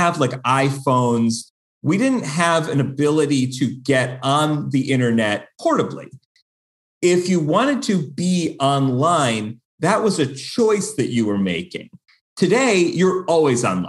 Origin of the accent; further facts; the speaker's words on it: Buffalo, New York, United States; now in Los Angeles, United States; I grew up in Buffalo, New York, and we are known for snow